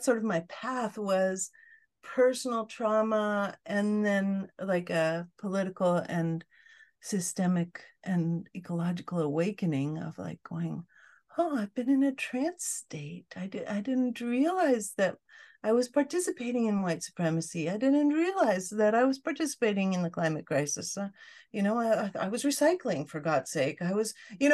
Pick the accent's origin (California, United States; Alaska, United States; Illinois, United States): Alaska, United States; Fairbanks; I grew up in Fairbanks, Alaska